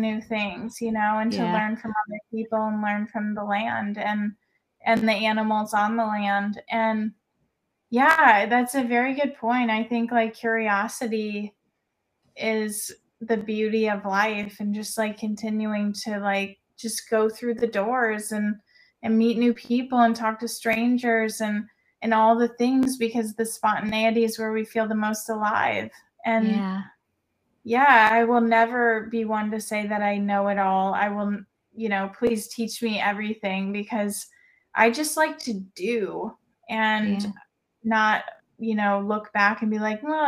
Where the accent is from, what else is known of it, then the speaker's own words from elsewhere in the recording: Missouri, United States; moved away; I'm from Missouri originally.